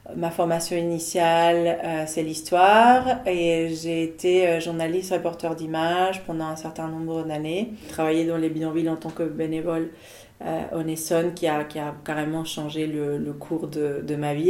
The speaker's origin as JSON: {"language": "French", "region": "Buenos Aires", "country": "Argentina", "tie": "born or raised there", "also_born_or_lived": "Paris, France", "moved": "as an adult", "lives_now": "Nantes, France", "said": "Je suis née en Argentine il y a 40 ans, à Buenos Aires. Et en 2021, j'ai fêté mes premières 20 années de vie en France."}